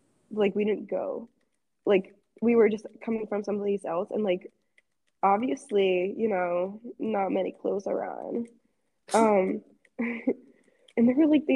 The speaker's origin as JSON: {"language": "English", "country": "United States", "said": "I'm American"}